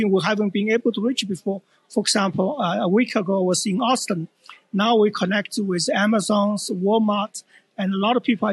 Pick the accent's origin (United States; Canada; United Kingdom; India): Canada; Edmonton, Alberta; I'm actually from Edmonton